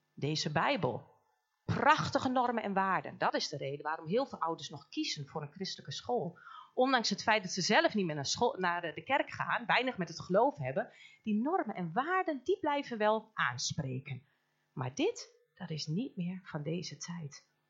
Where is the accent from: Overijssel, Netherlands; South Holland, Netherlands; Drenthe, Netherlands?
Overijssel, Netherlands; Almelo; Wij komen helemaal uit Almelo, uit het mooie oosten